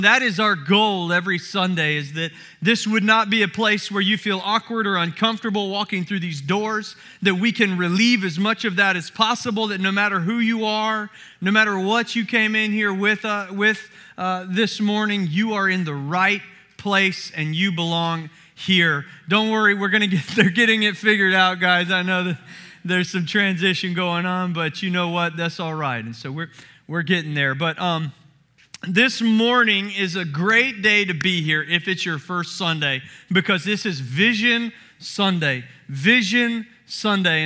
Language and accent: English; Summerville, South Carolina, United States; moved away; I grew up in the Southeast and in the Bible Belt, in the deep Bible Belt of Somerville, South Carolina